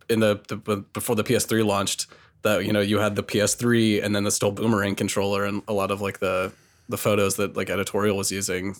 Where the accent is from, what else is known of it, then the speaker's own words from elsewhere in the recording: the South, United States; I'm from the South